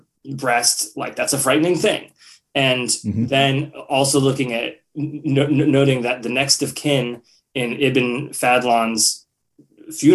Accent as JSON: {"language": "English", "country": "United States", "said": "to be an American filmmaker"}